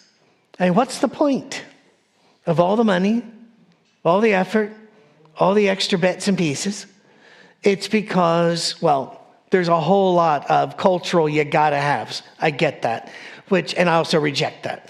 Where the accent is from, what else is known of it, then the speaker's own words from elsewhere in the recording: Scotland, United Kingdom; I'm a Scottish person. I wear a kilt.